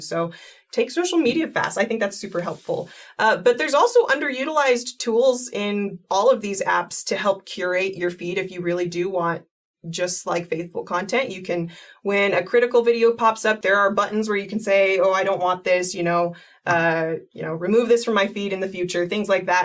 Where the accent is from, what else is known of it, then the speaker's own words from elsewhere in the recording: East Coast, United States; moved away as an adult; now in Utah, United States; I grew up on the East Coast, but I've lived here in Utah for the last like 12 years